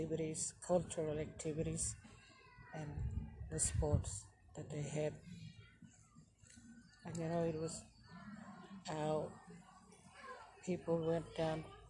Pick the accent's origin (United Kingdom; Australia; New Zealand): Australia; Gunbalanya, Northern Territory; I'm from West Arnhem Land, in a small place called Wimbalanya. It's a beautiful country. This is where I grew up.